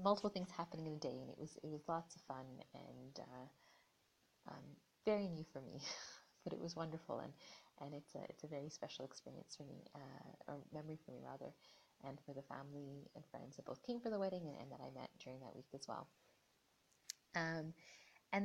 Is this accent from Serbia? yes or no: no; Vancouver, British Columbia, Canada; moved away as an adult; now in Toronto, Canada; I'm originally from Vancouver, and it's where a lot of my formative experiences are.